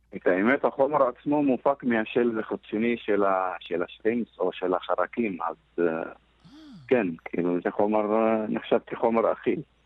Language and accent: Hebrew; Northern District, Israel; אני מגיע מאזור ש... 80% מהפרנסה בצפון אצלנו, בכפרים, מגיעה מהחקלאות